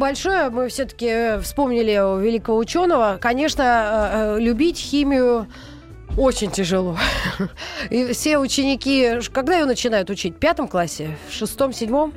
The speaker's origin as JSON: {"language": "Russian", "country": "Russia", "said": "я тоже россиянка"}